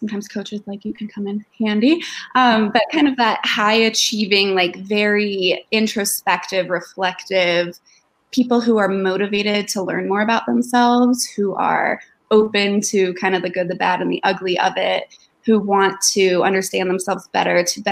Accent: Denver, Colorado, United States; I moved back home to my hometown of Denver, opened up my practice

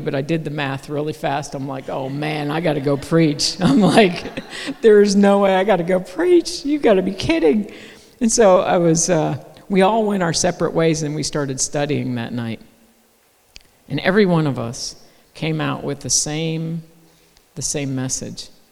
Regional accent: United States; We're from America

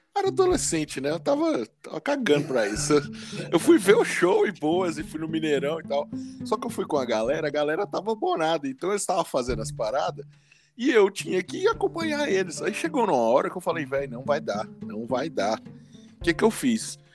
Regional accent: Montes Claros, Minas Gerais, Brazil; eu sou da, lá de Montes Claros

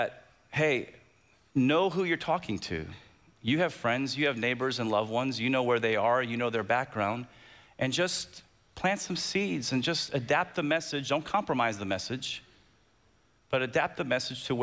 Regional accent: United States; from America

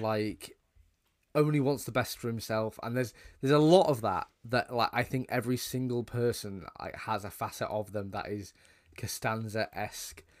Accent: United Kingdom; as two British guys

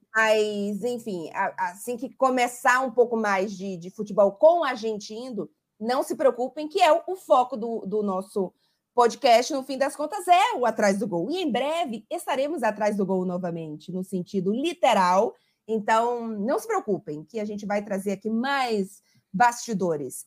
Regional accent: Salvador, Bahia, Brazil; moved away as an adult; now in Italy; Estou no Brasil, inclusive, em Salvador, na casa dos meus pais, mas completei seis anos de Itália essa semana

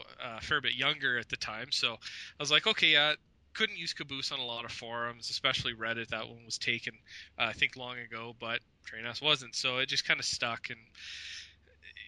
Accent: Canada; I'm in Canada. I'm Canadian.

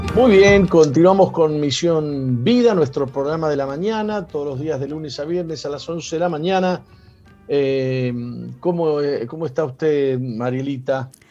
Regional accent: Argentina; yo soy argentino

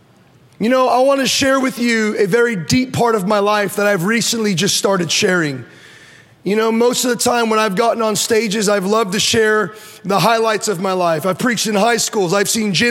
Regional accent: Orange County, California, United States; I was born in Orange County

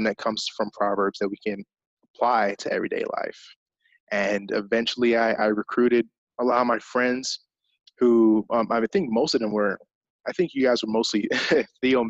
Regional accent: England, United Kingdom; I grew up in England, so that was kind of a part of my upbringing

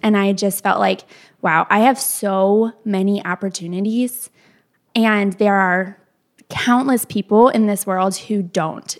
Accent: Kalamazoo, Michigan, United States; moved away as an adult; now in Nashville, United States; We grew up in the Kalamazoo area

